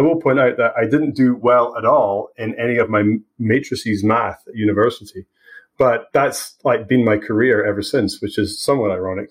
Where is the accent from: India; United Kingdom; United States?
United Kingdom; Scotland; moved away as an adult; also born or lived in Aberdeen; now in British Columbia, Canada; I left Scotland, what, 15, 17 years ago